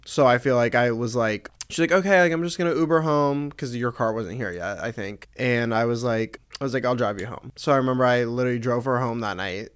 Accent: Atlanta, Georgia, United States; moved away as an adult; now in Los Angeles, United States; I'm from Atlanta. I grew up there, um, for eighteen years, and then I moved out here.

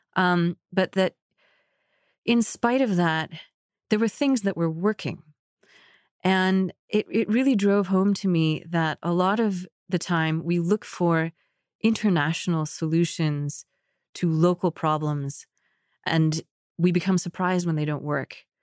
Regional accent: United States; also born or lived in Egypt; as American Muslims

